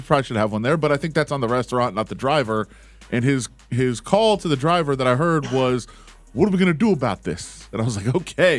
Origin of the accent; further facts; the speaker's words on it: Ann Arbor, Michigan, United States; I am from Ann Arbor.